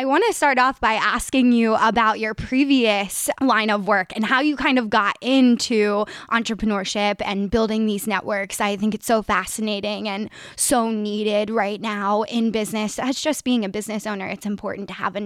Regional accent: Delaware County, Pennsylvania, United States; I am from the Delco area, born and raised

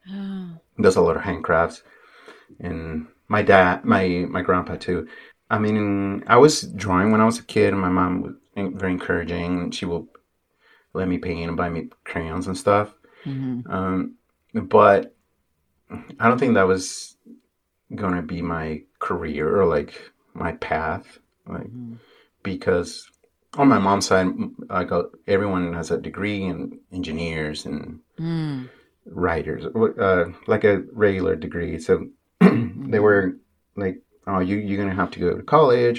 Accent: Mexico; English is a second language; moved away as an adult; also born or lived in Mexico City / Veracruz; now in Seattle, United States; I was born in Mexico City. But so I lived there for a few years, and then eventually moved to Veracruz. And then I moved back to Mexico City for a high school and some college

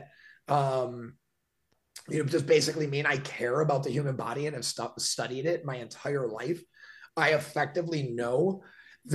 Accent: Milwaukee, Wisconsin, United States; I grew up in Milwaukee, which is 30 minutes from Great Lakes, Illinois.

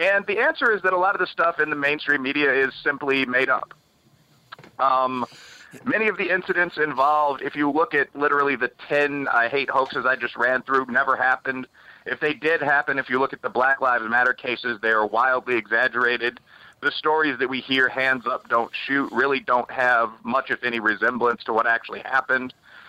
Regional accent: Chicago, Illinois, United States; I'm from the south side of Chicago. I'm from Bridgeport, which is a black and Irish American neighborhood.

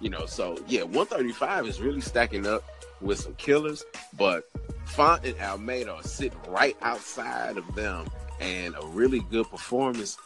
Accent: St. Louis, Missouri, United States; here in St. Louis, my hometown

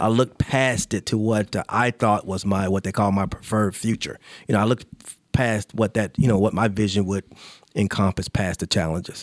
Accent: Charlotte, North Carolina, United States; I grew up in Charlotte

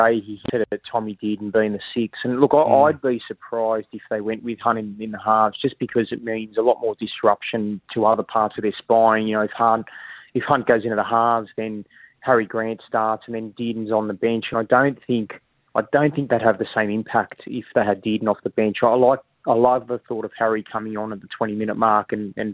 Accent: Sydney, New South Wales, Australia; moved away as an adult; also born or lived in Mascot, Sydney / Maroubra, Sydney; now in Queensland, Australia; I was born in Mascot, moved to Maroubra when I was 12, lived in New South Wales for 30 years

